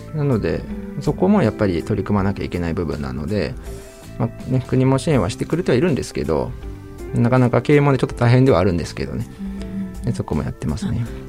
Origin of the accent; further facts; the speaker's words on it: Chiba, Japan; 私自身あの実家が出身が千葉なんですけど